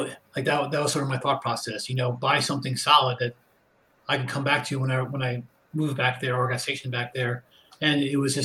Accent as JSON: {"language": "English", "area": "Westchester County", "region": "New York", "country": "United States", "tie": "born or raised there", "also_born_or_lived": "North Carolina", "moved": "as an adult", "said": "I grew up right around Westchester County"}